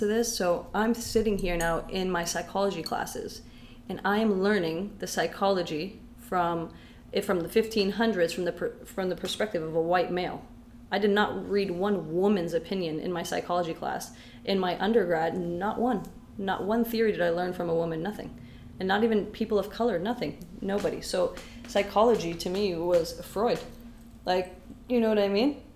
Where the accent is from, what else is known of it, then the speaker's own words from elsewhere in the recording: London, Ontario, Canada; English is a second language; also born or lived in Syria / Windsor, Ontario; I grew up in London